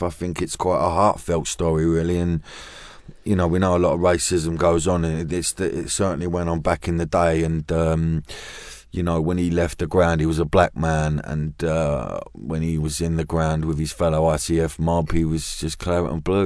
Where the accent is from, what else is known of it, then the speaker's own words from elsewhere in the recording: London, United Kingdom; I'm from Custom House Canning mm. Town